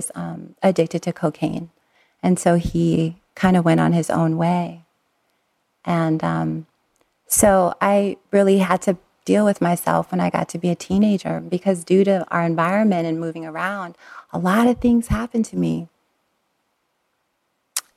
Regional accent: Long Beach, California, United States; We lived in Southern California, and I was born in Long Beach, but we lived on the East Long Beach-Compton border.

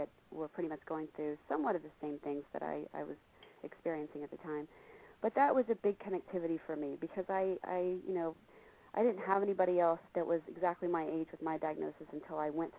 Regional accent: Texas, United States; I'm from Texas, so I'm a football whore. I love my Cowboys.

